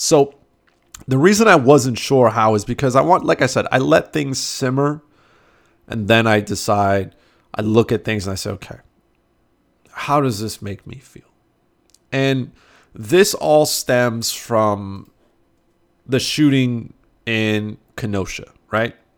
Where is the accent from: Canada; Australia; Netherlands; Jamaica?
Canada; I'm Canadian